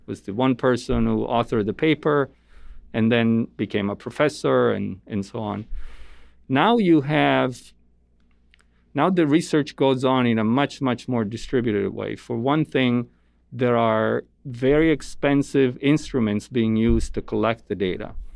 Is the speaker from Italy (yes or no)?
yes; Italy; moved away as an adult; now in United States; I grew up in Italy. Um, my parents are Italian